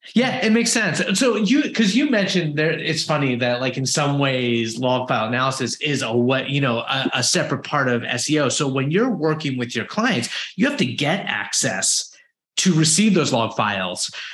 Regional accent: United States; I'm American

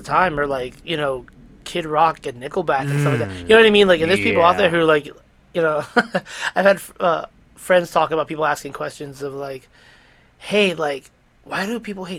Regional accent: New York, United States; our growing up in New York

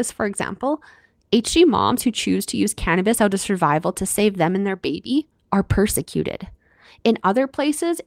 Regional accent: Canada; I'm your Canadian host

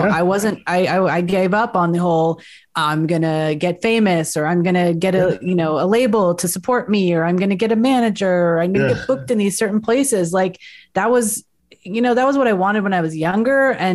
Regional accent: Northern California, United States; now in Southern California, United States; California, Northern California. I currently live in Southern California

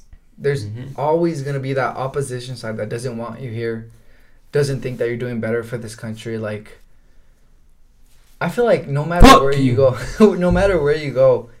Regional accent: United States; also born or lived in Guatemala; I was born in Guatemala, but... I was raised here.

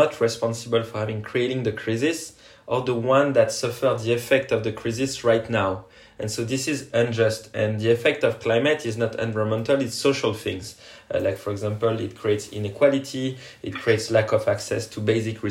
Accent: French Polynesia; now in France; I come from Tahiti, French Polynesia, an island that is risking to go underwater because of climate change.

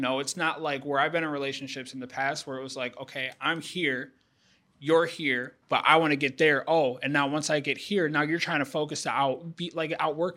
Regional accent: Houston, Texas, United States; I'm from Houston

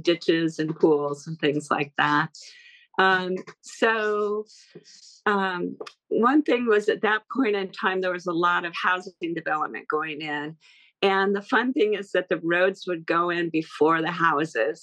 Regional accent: Encinitas, California, United States; I grew up in Encinitas, which is uh, it was a little beach town um, in Southern California.

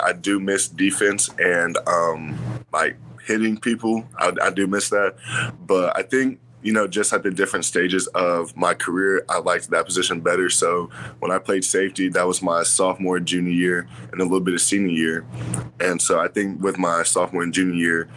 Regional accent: Yukon, Oklahoma, United States; I'm from Yukon, Oklahoma

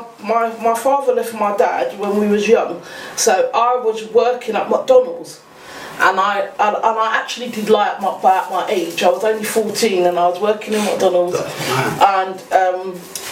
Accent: London, United Kingdom; We grew up in East London

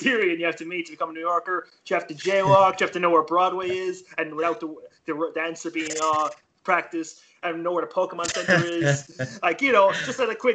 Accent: Ireland; we're really polite in Ireland. Like, we say sorry every few fucking seconds

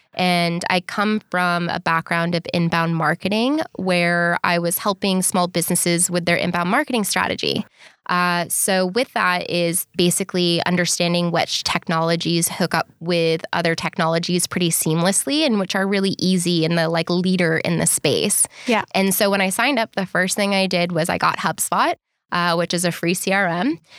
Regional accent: Boston, Massachusetts, United States; moved away as an adult; also born or lived in Bondi Beach, Australia; now in Sydney, Australia; I'm originally from Boston, Massachusetts. And I've been living in Bondi Beach, Australia for three and a half

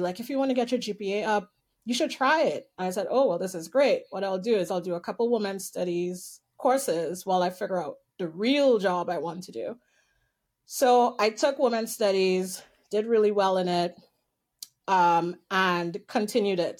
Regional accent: Trinidad & Tobago; moved away as an adult; also born or lived in Winnipeg, Canada; now in Toronto, Canada; So I'm originally from Trinidad. So I was born in well the politically correct is Trinidad and Tobago, but the actual island I was born on was Trinidad. And I lived there till I was 18

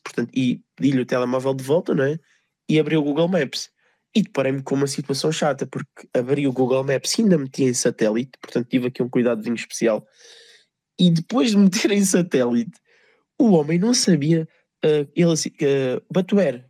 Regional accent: Portugal; eu, como bom português

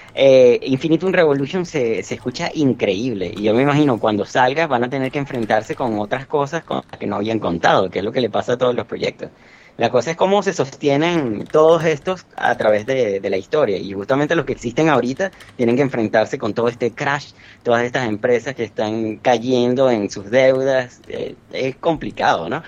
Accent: Venezuela; en mi país, en Venezuela

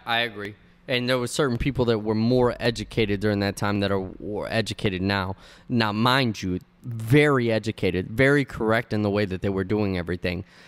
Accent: United States; first language Spanish; English is a second language; I'm Cuban. Uh, uh, uh, my mother and father came from Cuba. I'm one hundred percent Cuban, but I was born in the United States, so I'm one hundred percent American.

